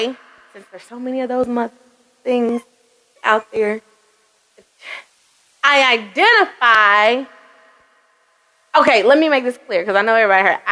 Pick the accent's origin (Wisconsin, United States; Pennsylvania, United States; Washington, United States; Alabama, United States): Alabama, United States; Birmingham; now in Georgia, United States; I grew up in Alabama.